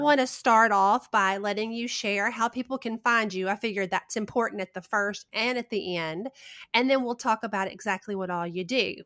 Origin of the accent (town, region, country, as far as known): the South, United States; accent: Southern